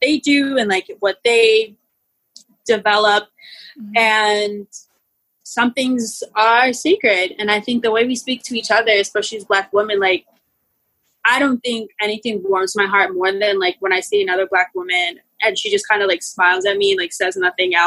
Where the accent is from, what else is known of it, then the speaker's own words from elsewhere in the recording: United States; the first generation in my entire family to be born here is me and my sisters and my cousins